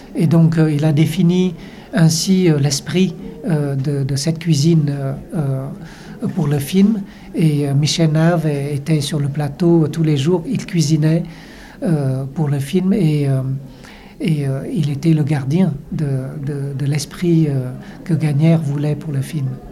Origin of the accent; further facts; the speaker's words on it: Vietnam; en tant que Vietnamien, étant Vietnamien